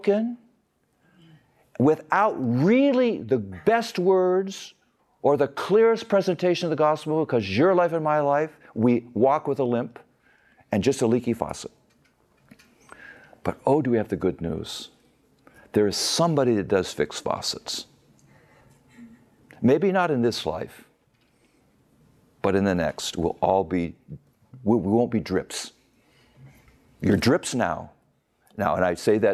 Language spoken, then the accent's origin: English; United States; moved away as an adult; now in Magadan, Russia; We're Americans.